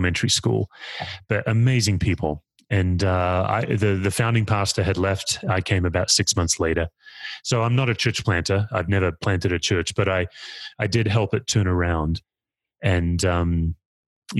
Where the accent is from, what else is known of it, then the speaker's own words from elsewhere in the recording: Perth, Western Australia, Australia; now in Denver, United States; I grew up in Perth, Western Australia